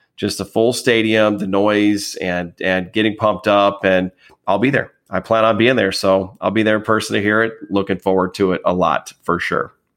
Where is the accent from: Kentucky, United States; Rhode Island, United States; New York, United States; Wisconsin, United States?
Wisconsin, United States; also born or lived in northern Illinois; I'm originally from there, although obviously I grew up in Wisconsin.